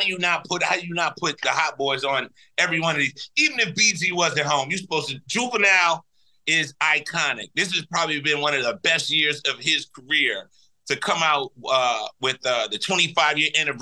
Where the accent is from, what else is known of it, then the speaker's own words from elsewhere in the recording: New Orleans, Louisiana, United States; I played a lot of football coming up in the 7th Ward with the neighborhood guys